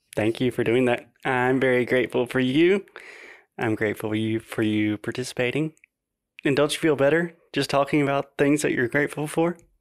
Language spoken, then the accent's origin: English; South Carolina, United States; my hometown in South Carolina